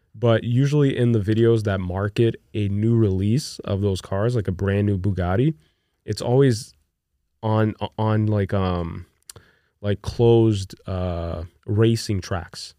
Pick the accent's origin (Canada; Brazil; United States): Brazil; moved away; I grew up in Brazil, which is a third world country.